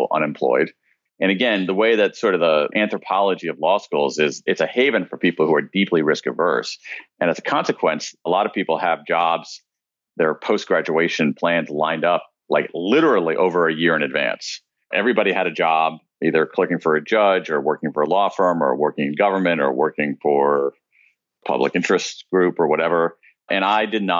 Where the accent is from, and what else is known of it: American Midwest, United States; born or raised there